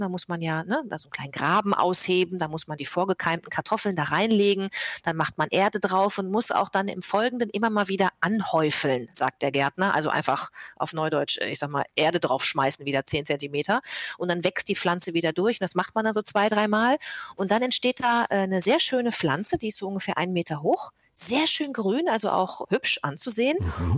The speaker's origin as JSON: {"language": "German", "town": "Bad Lippspringe", "region": "North Rhine-Westphalia", "country": "Germany", "tie": "born or raised there", "also_born_or_lived": "Paderborn", "moved": "yes", "lives_now": "Hamburg, Germany", "said": "ich bin sogar in Bad Lippspringe aufgewachsen."}